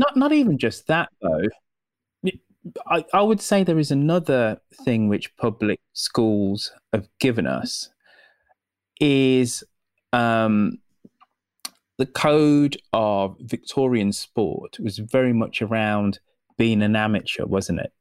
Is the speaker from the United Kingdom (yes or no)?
yes; United Kingdom; as a Brit